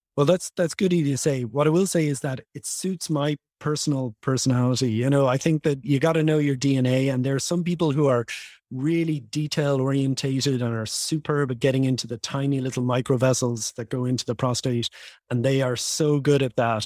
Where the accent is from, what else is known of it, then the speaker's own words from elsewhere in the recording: Dublin, Leinster, Ireland; moved away as an adult; now in Los Angeles, United States; I was born and raised in Dublin, Ireland.